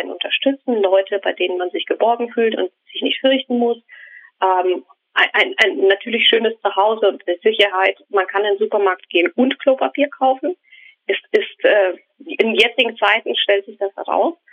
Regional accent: Ukraine; born there; German is a second language; ich bin in der Ukraine geboren worden, ähm, als es damals die Ukraine nicht gab, sondern die Sowjetunion.

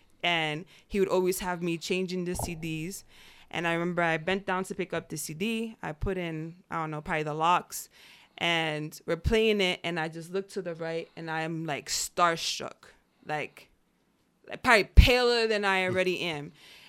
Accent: Yonkers, New York, United States; born there; I was born in Yonkers.

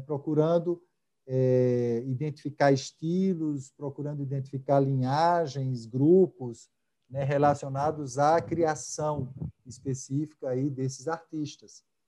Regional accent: Natal, Rio Grande do Norte, Brazil; moved away as an adult; also born or lived in Rio de Janeiro; eu sou natalense, né, eu morei muito tempo fora, mas sou daqui, e cresci

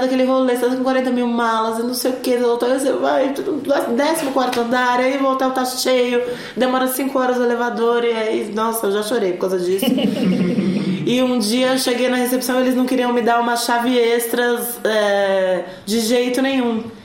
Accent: São Lourenço, Minas Gerais, Brazil; perto da minha cidade, ali, ao redor da minha cidade, que é São Lourenço

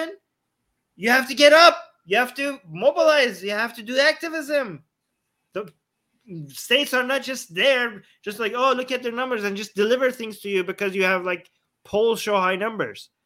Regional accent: Canada; I'm a Canadian that is anti-monarchy in Canada

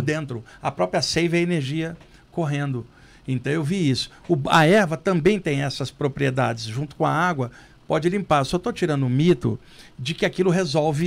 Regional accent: Rio de Janeiro, Brazil; now in São Paulo, Brazil; Lá no Rio, onde eu cresci, eu ia muito ao Jardim Botânico

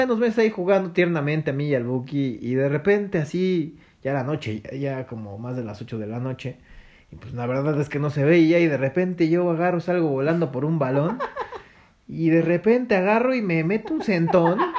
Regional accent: Mexico City, Mexico; sí nací en Iztapalapa, fíjate. Yo, era de allá. De la hermana República de Iztapalapa, ahí cerca de... de Consti

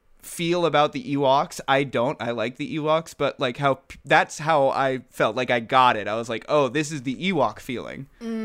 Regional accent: England, United Kingdom; Do you remember that I'm from England?

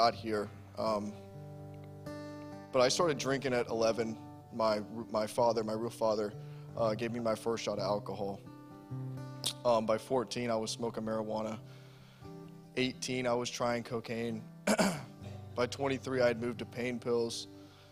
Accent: Savannah, Georgia, United States; moved away as an adult; now in Massachusetts, United States; I'm from Savannah, Georgia

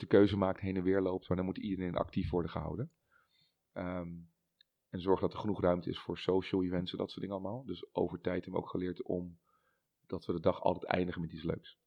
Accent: Netherlands; als Hollanders

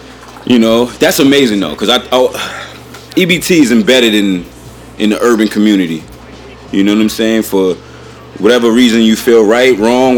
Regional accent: New York City, New York, United States; we're from Staten Island.

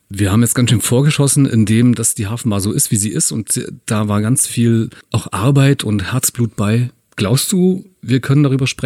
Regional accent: Northern Germany, Germany; weil ich komme ja aus dem Norden, es ist für mich auch relativer Hausschuhbereich

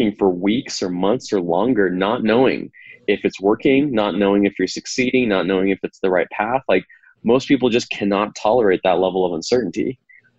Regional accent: California, United States; also born or lived in Eastern Ukraine; I was raised in California

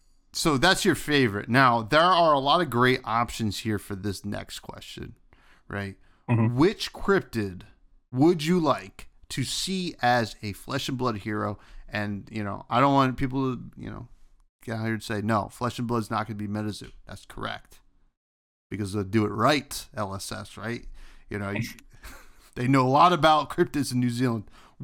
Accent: New Jersey, United States; You know, I'm from New Jersey. Obviously, we had the Jersey Devil. That's our big one.

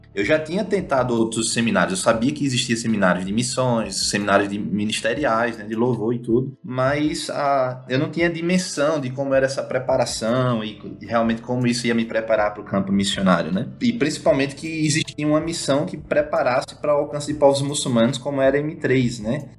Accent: Natal, Rio Grande do Norte, Brazil; moved away as an adult; now in India; eu sou potiguar, natalense, comedor de camarão

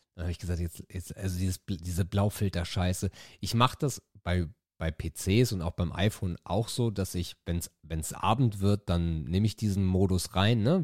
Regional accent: Itzehoe, Schleswig-Holstein, Germany; bei uns in Itzehoe

